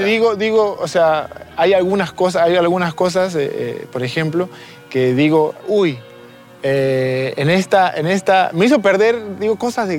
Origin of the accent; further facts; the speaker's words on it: Lima, Peru; moved away as an adult; also born or lived in Hamburg, Germany; Nací en Lima, en mi barrio Chorrillos.